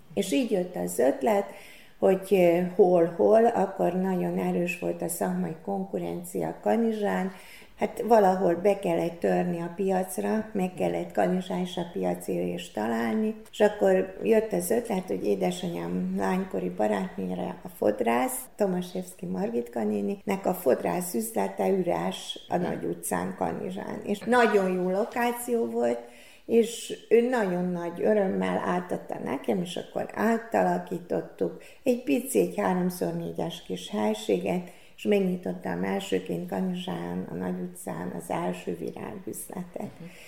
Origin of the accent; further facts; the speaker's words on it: Kanjiža, Vojvodina, Serbia; also born or lived in Szeged, Hungary; lokálpatrióta voltam, mindig haza akarok jönni